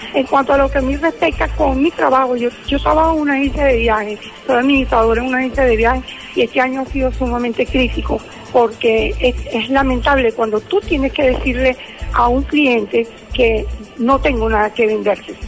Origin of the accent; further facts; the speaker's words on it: Venezuela; como madre, como abuela, como venezolana